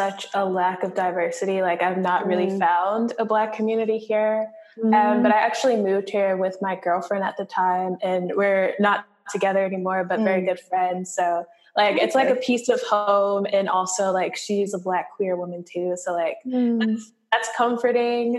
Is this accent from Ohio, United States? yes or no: yes; Cincinnati, Ohio, United States; moved away; I'm from Cincinnati